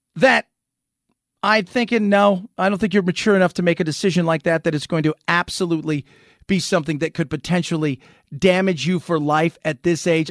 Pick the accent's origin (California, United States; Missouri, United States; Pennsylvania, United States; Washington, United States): California, United States; Los Angeles; I grew up in Hollywood, I grew up in Los Angeles